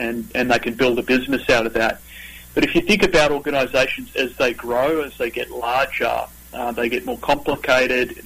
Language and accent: English; Australia; accent: Australian; also born or lived in Northern California; now in United States; this is not my Northern Californian accent. This is my Australian accent. So I'm originally from down under